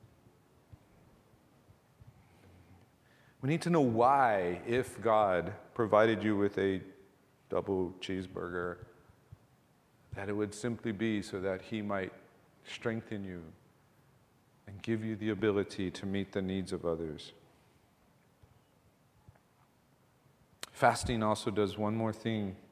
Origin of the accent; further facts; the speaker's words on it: Ewa Beach, Hawaii, United States; we grew up in Eva Beach back in the 70s, early 80s